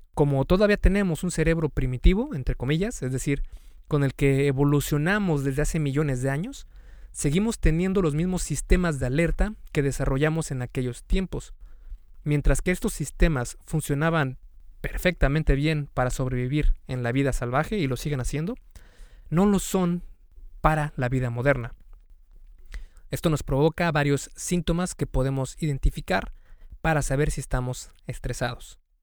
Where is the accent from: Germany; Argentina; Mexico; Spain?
Mexico; en México especialmente, que es de donde soy yo